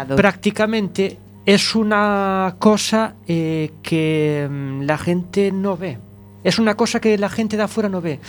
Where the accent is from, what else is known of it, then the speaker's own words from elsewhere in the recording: Malpica de Bergantiños, Galicia, Spain; allá en mi tierra, allá en Malpica